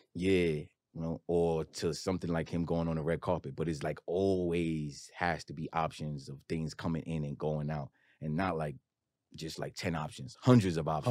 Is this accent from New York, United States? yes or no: yes; New York City, New York, United States; I'm from Queens